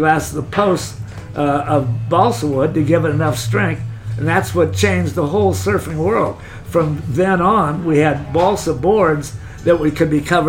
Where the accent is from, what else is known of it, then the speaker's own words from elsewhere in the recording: Laguna Beach, California, United States; also born or lived in Hawaii; I was born in Laguna, raised in Laguna